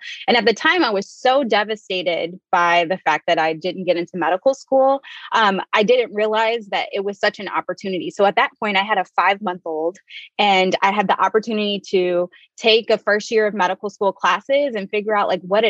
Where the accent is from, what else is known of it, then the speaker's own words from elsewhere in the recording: Detroit, Michigan, United States; also born or lived in Chicago / Northwest Indiana; So as you guys said, I am originally from Detroit.